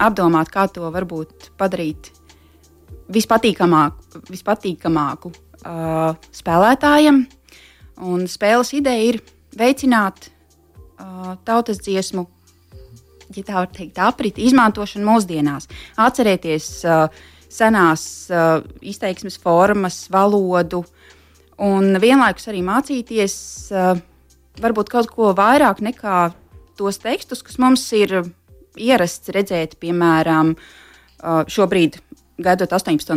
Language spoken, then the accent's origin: Latvian; near Smiltene, northern Vidzeme, Latvia; Tā ir mana dzimtā puse, uh, netālu no smiltenes, ziemeļvidzemē